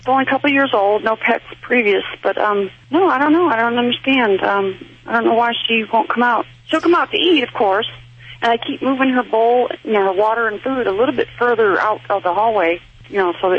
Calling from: Tennessee, United States

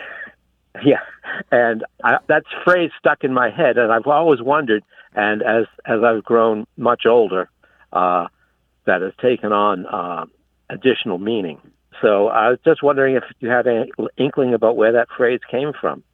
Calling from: Cape Cod, Massachusetts, United States; I'm calling from Cape Cod

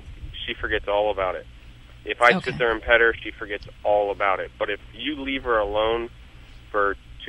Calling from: Youngstown, Ohio, United States; Youngstown, Ohio.

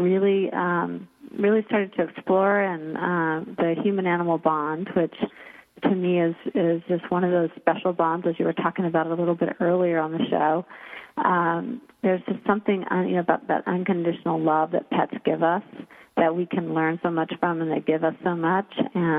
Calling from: Seattle, Washington, United States; I'm calling in from Seattle, Washington, in the Ballard area.

